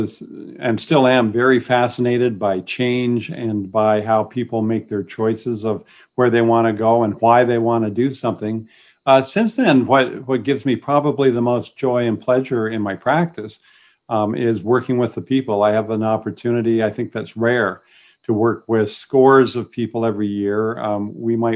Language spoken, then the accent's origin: English; Newburgh, Ontario, Canada; also born or lived in Napanee; now in Kingston, Canada; I grew up really in Newburgh, went to high school in Napanee, went to Queens